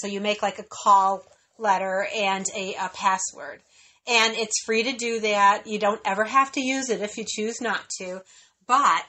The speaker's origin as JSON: {"language": "English", "town": "Chicago", "region": "Illinois", "country": "United States", "said": "We're from Chicago"}